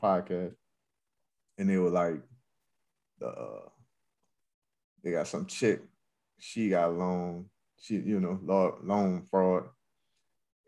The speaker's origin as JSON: {"language": "English", "region": "Louisiana", "country": "United States", "moved": "yes", "lives_now": "Texas, United States", "said": "I'm from Louisiana"}